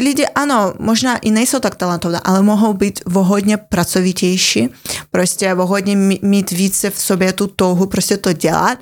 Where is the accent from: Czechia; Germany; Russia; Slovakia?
Russia; Siberia; accent: Russian; Czech is a second language; now in Czech Republic; jsem vyrůstala na Sibíři a ano, je mi to úplně jedno, že je to, je to slyšet